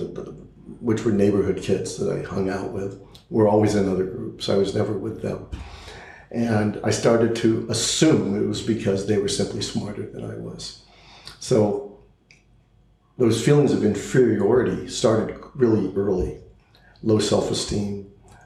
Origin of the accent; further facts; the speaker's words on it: Los Angeles, California, United States; also born or lived in Pittsburgh, Pennsylvania; I grew up in Southern California. I went to all local Los Angeles public schools.